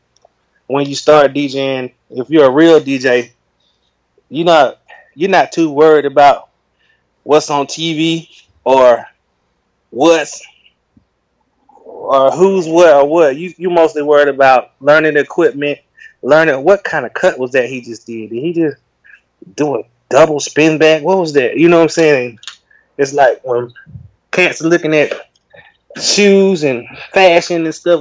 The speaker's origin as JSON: {"language": "English", "town": "Rome", "region": "Georgia", "country": "United States", "tie": "born or raised there", "moved": "as an adult", "lives_now": "Atlanta, United States", "said": "I'm from Rome, Georgia originally, but I'm residing in Atlanta for like 20 years"}